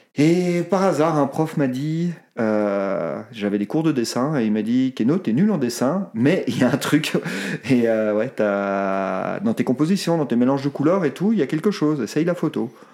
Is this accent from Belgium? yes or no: yes; Brussels, Brussels-Capital Region, Belgium; moved away as an adult; now in Haute-Savoie, France; je viens de Bruxelles